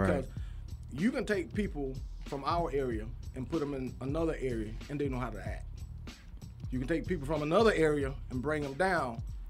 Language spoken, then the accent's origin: English; Georgia, United States; I grew up in Southside DeKalb County. I was just like a lot of y'all.